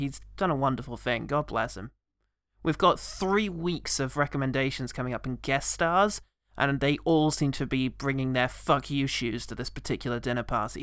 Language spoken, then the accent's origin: English; England, United Kingdom; I'm English